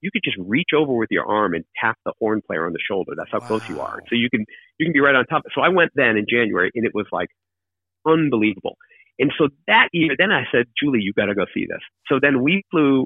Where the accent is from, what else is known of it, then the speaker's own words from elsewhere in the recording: Keene, New Hampshire, United States; moved away; also born or lived in Australia / London; spend a ton of time there growing up. We were in Keene